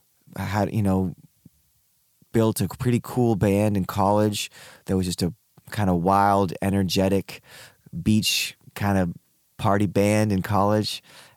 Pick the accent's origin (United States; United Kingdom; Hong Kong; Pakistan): Hong Kong; born there; I was born in Hong Kong, but before that, my parents lived in Peru.